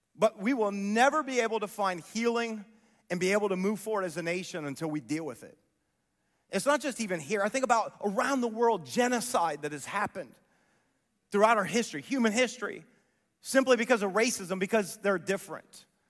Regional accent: Columbus, Ohio, United States; I grew up near Whitehall in Columbus

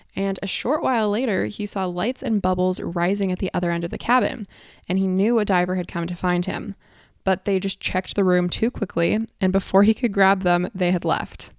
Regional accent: San Diego, California, United States; I'm from San Diego

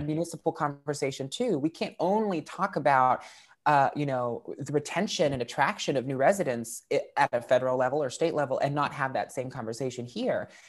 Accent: West Virginia, United States; I'm a West Virginian

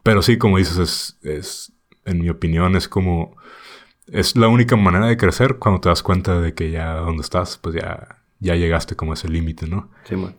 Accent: Tijuana, Baja California, Mexico; moved away; de Tijuana

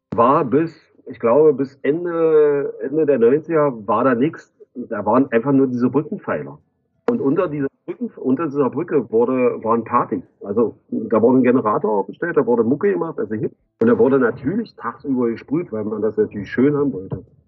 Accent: Magdeburg, Saxony-Anhalt, Germany; bin Magdeburger

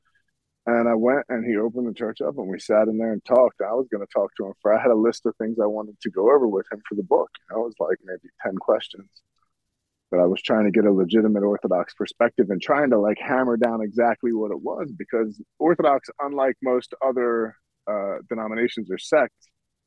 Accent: Philadelphia, Pennsylvania, United States; I'm from Philadelphia originally

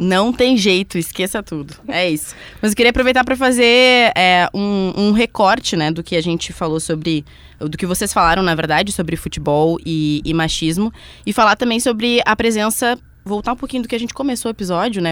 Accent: Pelotas, Rio Grande do Sul, Brazil; eu sou pelotense, então fiz a faculdade na UFPEL

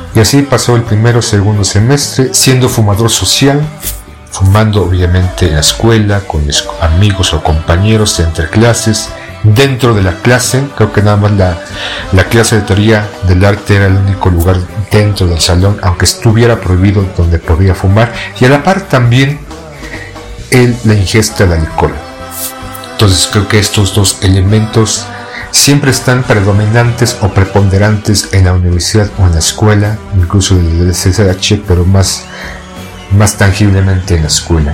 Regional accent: Mexico; como muchos mexicanos

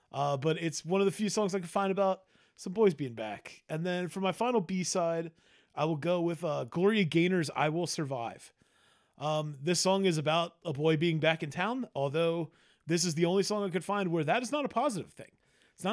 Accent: United States; We in America

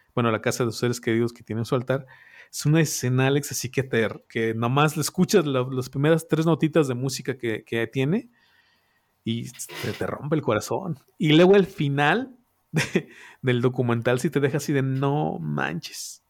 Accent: Mexico; nosotros como mexicanos

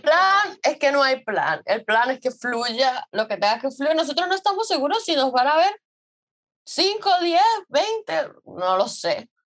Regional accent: San Cristóbal, Táchira, Venezuela; moved away as an adult; Nosotros somos de San Cristóbal

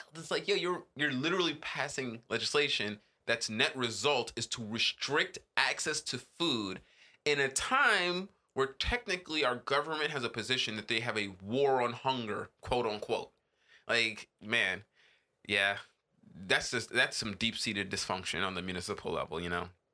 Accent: Jamaica; as a Jamaican

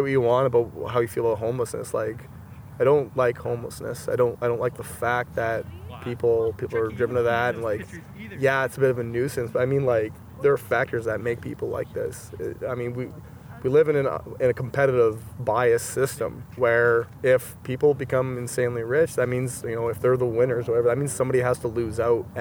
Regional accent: Manitoba, Canada; I was from Manitoba

